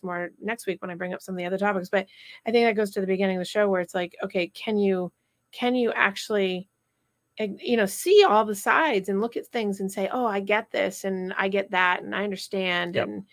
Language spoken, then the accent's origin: English; Vermont, United States; I grew up in Vermont